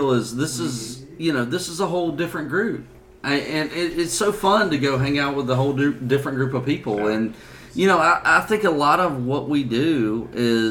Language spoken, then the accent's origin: English; Macon, Georgia, United States; accent: redneck; I'm from the South. I'm from Macon, Georgia